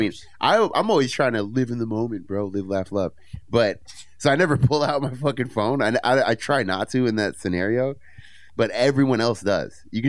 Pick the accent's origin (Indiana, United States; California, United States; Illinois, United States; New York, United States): California, United States; San Francisco; I'm from San Francisco.